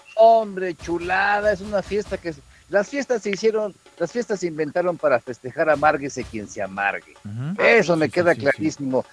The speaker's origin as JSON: {"language": "Spanish", "country": "Mexico"}